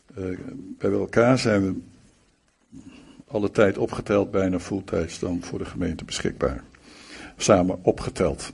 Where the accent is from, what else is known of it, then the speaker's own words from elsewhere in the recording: Malang, East Java, Indonesia; in Malang, waar ik ben geboren overigens, in die, eh, in die plaats